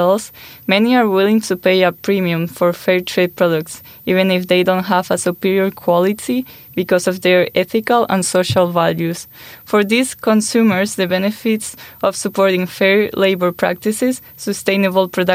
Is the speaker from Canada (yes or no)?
no; Spain; moved away; I'm from Spain